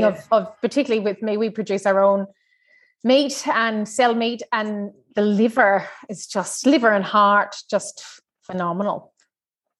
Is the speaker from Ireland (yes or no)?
yes; Ireland; now in Australia; I grew up on liver and kidneys and tongue and pig's trotters and, you know, so I'm Irish